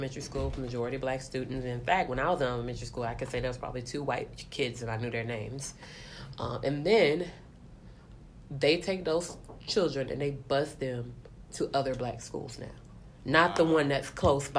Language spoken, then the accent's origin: English; Tallahassee, Florida, United States; I'm from Tallahassee, Florida.